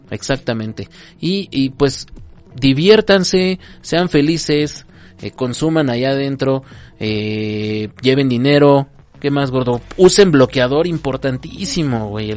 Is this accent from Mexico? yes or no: yes; Mexico; somos mexicanos